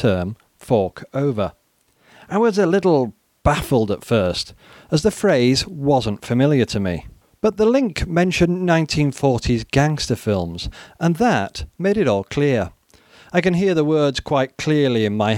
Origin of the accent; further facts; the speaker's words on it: Cambridge, East of England, United Kingdom; my hometown of Cambridge